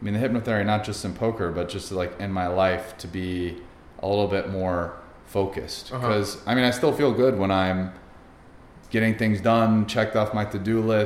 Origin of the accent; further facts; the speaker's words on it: Poway, California, United States; we moved there when I was 9, just lived there through high school